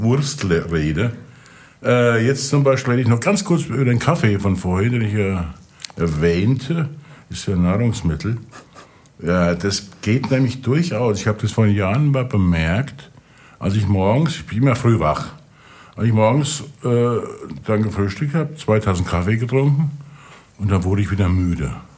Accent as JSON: {"language": "German", "region": "Rhineland-Palatinate", "country": "Germany", "said": "ich ja bekanntlich aus der Pfalz komme"}